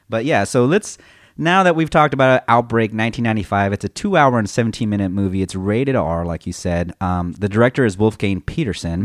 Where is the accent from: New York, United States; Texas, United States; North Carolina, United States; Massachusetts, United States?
Texas, United States; also born or lived in California; I also came from California, I moved to Texas